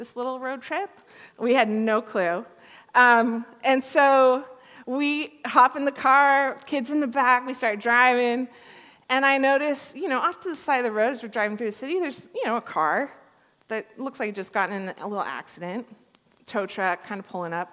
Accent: California, United States; moved away as an adult; also born or lived in Thunder Bay, Canada; growing up in California

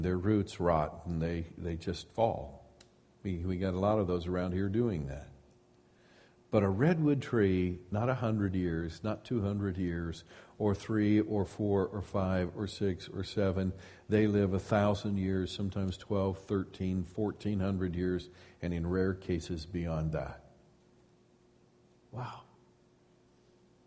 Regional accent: Midwest, United States; now in Sonoma County, United States; I grew up in the Midwest

